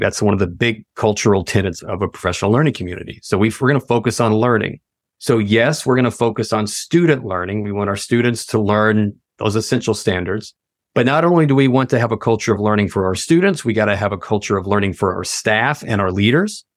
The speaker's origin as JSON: {"language": "English", "region": "Tennessee", "country": "United States", "tie": "born or raised there", "also_born_or_lived": "Washington, D.C. area / Virginia", "moved": "as an adult", "said": "I'm originally from Tennessee, very small town in Tennessee, and, uh, absolutely loved it, had a good community upbringing"}